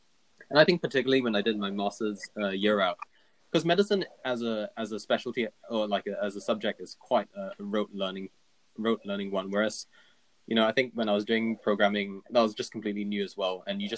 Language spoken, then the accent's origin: English; Singapore; Singapore, as a British colony, gets a lot of like British media. So I grew up like kind of watching BBC things